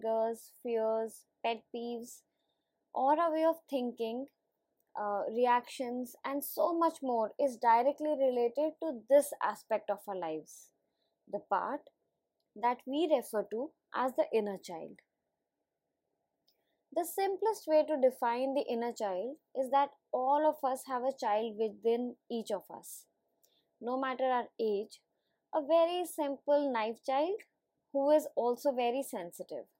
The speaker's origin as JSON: {"language": "English", "country": "India", "said": "as an Indian adult"}